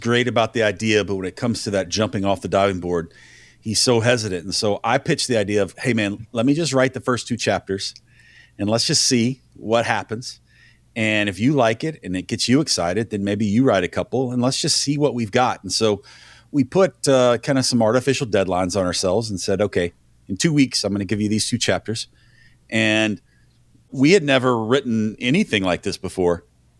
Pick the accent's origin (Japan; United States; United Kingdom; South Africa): United States; Nashville, Tennessee; I'm from Nashville. I'm a Nashville boy through and through.